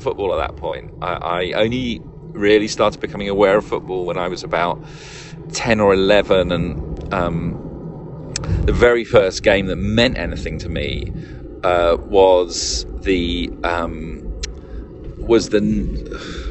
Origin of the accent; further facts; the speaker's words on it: London, United Kingdom; I was born and brought up in North London